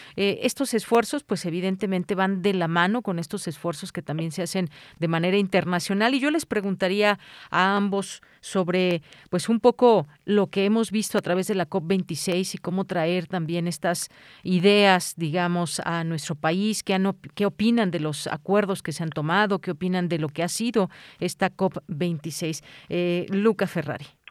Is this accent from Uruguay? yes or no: no; Mexico; a todos como mexicanos